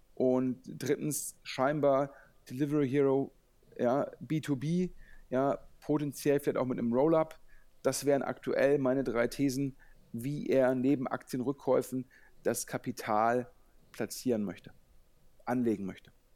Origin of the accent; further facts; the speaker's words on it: Düsseldorf, North Rhine-Westphalia, Germany; als Düsseldorfer